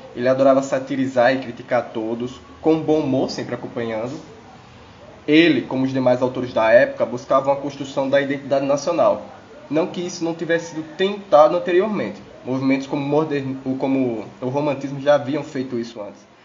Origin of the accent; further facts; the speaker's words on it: Brazil; somos, brasileiros